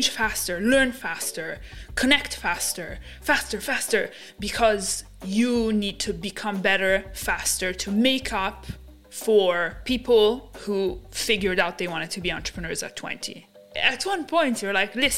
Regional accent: Milan, Lombardy, Italy; moved away; also born or lived in London; I grew up in Italy. I was born and raised in Italy, in Milan specifically.

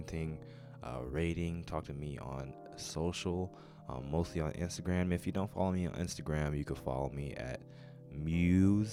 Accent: Baltimore, Maryland, United States; my family's from Baltimore. I was born in Baltimore

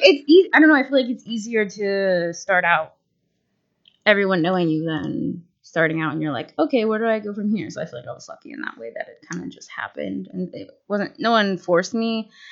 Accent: outside of Pittsburgh, Pennsylvania, United States; moved away as an adult; now in Erie, United States; I grew up outside of Pittsburgh, about 45 minutes

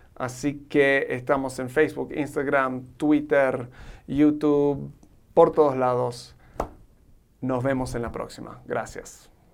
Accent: Argentina; born or raised there; now in Mexico

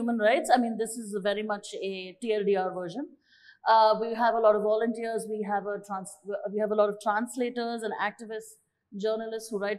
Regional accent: India; I'm from India

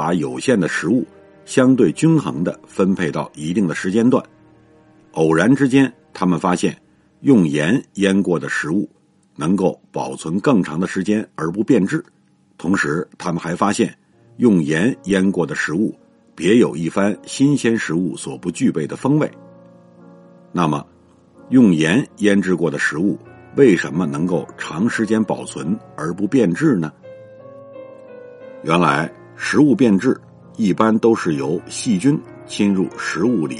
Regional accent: Zigong, Sichuan, China; 我老家。在四川南部的自贡，这里是闻名世界的中国井盐之都。

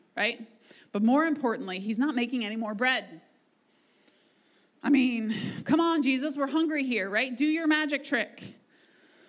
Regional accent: United States; We are so privileged as Americans, like as American Christians

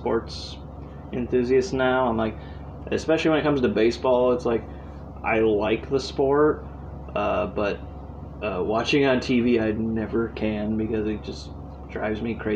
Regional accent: Indiana, United States; we're from Indiana

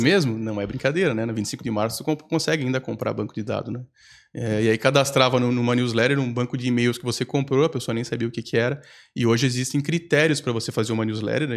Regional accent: Campos Novos, Santa Catarina, Brazil; moved away as an adult; now in Florianópolis, Brazil; Voltar para minha cidade natal

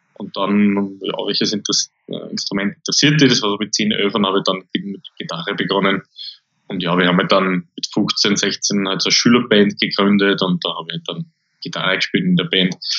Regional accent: Austria; also born or lived in Linz; bei uns in Österreich

